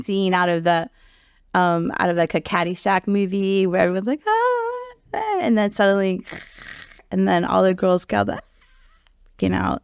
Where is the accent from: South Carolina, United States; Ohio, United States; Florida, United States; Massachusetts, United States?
Florida, United States; Key Biscayne; growing up on the Key